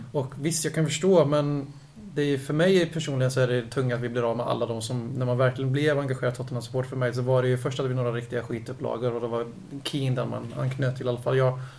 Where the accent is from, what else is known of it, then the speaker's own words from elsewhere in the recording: Lidköping, Västra Götaland, Sweden; Jag föddes faktiskt inte i Lidköping. Jag blev ju tvingad att bo där på 75% sen jag var fem år